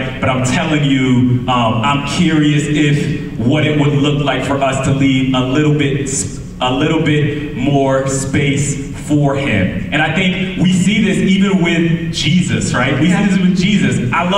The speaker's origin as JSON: {"language": "English", "region": "Connecticut", "country": "United States", "tie": "born or raised there", "moved": "yes", "said": "I'm from Connecticut"}